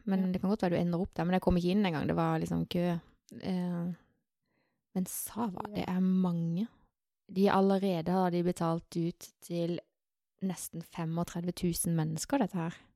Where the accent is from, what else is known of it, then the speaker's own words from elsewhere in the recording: Agder, Norway; Ja, igjen så er jo jeg Eh, født og oppvokst på Sørlandet.